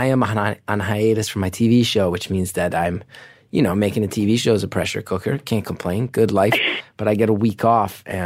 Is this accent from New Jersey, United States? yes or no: yes; New Jersey, United States; I'm from New Jersey